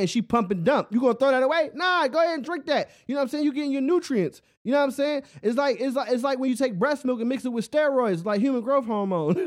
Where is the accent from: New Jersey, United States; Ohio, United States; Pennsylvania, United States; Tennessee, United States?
Pennsylvania, United States; Philadelphia; I'm from Philly.